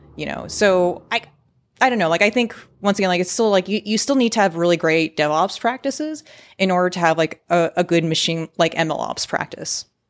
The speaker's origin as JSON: {"language": "English", "town": "San Francisco", "region": "California", "country": "United States", "tie": "born or raised there", "also_born_or_lived": "San Diego", "said": "I work remote from San Francisco, where, to be honest, I was born, uh, raised, grew up, and have spent a majority of my adult working"}